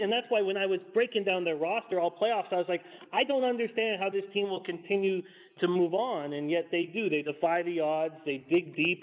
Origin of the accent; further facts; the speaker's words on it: Vancouver, British Columbia, Canada; I'm born and raised in Vancouver